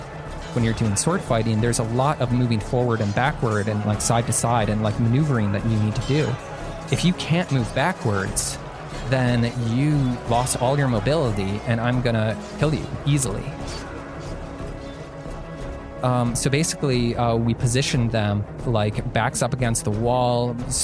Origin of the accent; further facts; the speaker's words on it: Illinois, United States; now in Massachusetts, United States; I moved to Massachusetts from Illinois, didn't know anyone.